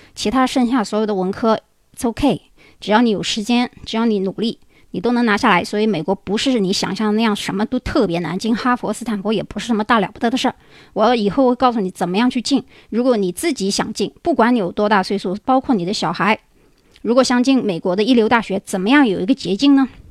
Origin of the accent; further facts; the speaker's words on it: China; now in United States; 我们中国人学英语